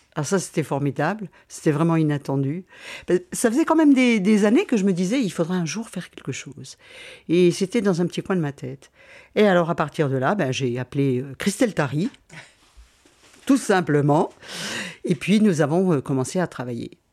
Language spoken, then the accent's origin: French; Besançon, Bourgogne-Franche-Comté, France; Besançon, c'est ma ville, donc j'y ai passé beaucoup de temps, ma ville natale